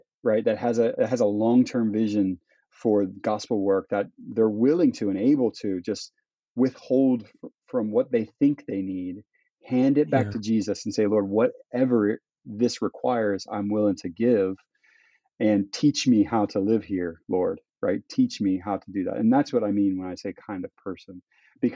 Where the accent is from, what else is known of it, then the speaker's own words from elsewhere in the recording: Florida, United States; moved away as an adult; now in Peru; I come from Florida, from the suburbs